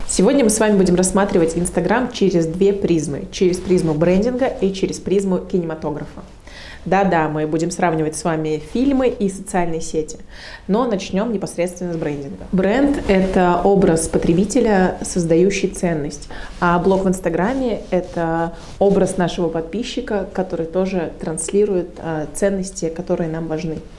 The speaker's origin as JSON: {"language": "Russian", "town": "Protvino", "region": "Moscow Oblast", "country": "Russia", "said": "я из Протвино, и я очень люблю этот город"}